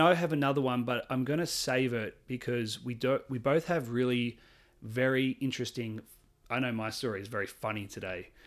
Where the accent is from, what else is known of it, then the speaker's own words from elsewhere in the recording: Australia; I'm Australian